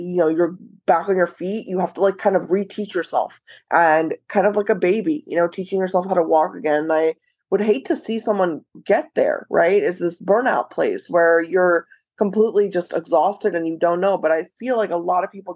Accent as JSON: {"language": "English", "country": "United States", "tie": "born or raised there", "said": "I remember growing up in the West in America"}